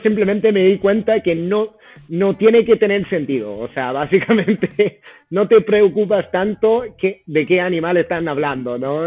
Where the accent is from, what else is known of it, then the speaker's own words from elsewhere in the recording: United States; Spanish is a second language; moved away as an adult; also born or lived in Boston; now in Chile; Yo, a pesar de que sí soy eh, de Estados Unidos